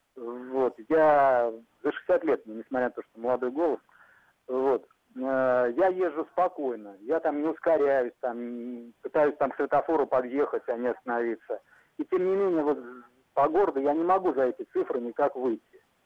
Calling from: Tver, Tver Oblast, Russia; Я, я звоню из Твери, вот, в областном городе я живу.

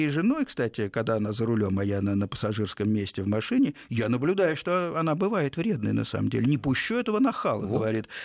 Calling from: Mytishchi, Moscow Oblast, Russia; Я из Мытищ.

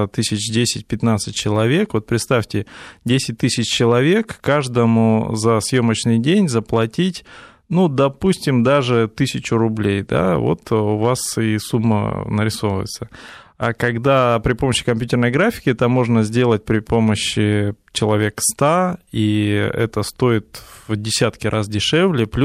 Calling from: Saint Petersburg, Russia; Здравствуйте … я из Петербурга звоню.

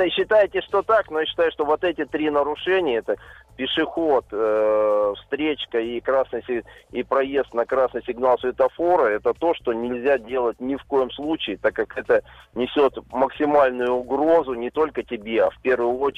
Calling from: Kazan, Tatarstan, Russia; я из Казани.

